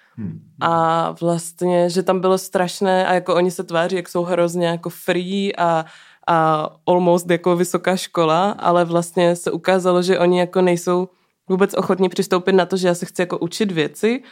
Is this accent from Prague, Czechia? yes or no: no; Ostrava, Moravian-Silesian Region, Czechia; vyrostla jsem v Mariánských horách